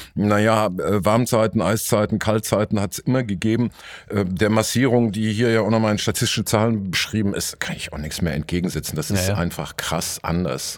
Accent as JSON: {"language": "German", "town": "Dortmund", "region": "North Rhine-Westphalia", "country": "Germany", "said": "zur Schande meiner Stadt"}